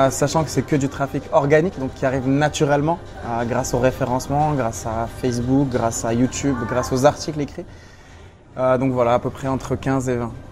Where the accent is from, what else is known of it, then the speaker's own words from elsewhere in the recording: Morocco; Euh, je suis franco-marocain. Je suis né au Maroc. J'ai grandi au Maroc. J'y ai passé 19 ans. Et toute ma famille étant au Maroc, je suis un gros, gros passionné en fait bah, du Maroc